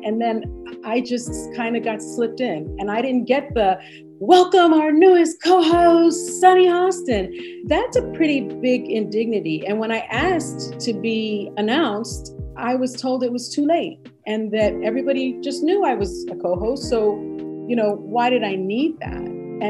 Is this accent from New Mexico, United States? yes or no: no; Bronx, New York, United States; Maybe it's because I grew up in the Bronx or grew up with such an open-minded family.